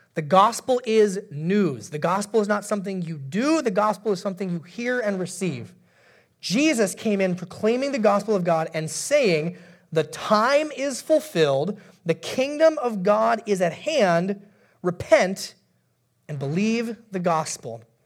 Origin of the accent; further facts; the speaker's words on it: Alaska, United States; moved away; I'm from Alaska originally.